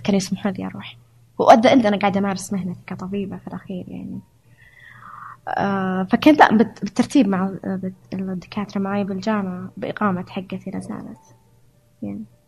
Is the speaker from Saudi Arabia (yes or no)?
yes; Saudi Arabia; moved away as an adult; also born or lived in Hungary; أعرف نفسي كسعودية